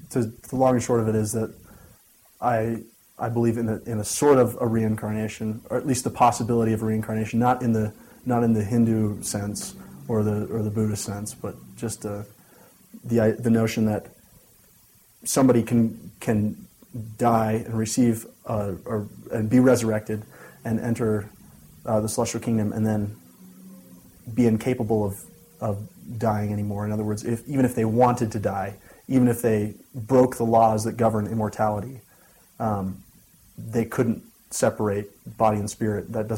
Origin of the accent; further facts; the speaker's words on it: Gilbert, Arizona, United States; also born or lived in Canada / Orem / Provo; really I've only lived in like three major places, Canada, Arizona, and Utah. So I like to say that I'm from Gilbert, Arizona, but I've spent time in both Orem and Provo, and my parents now live in North Salt Lake, Utah.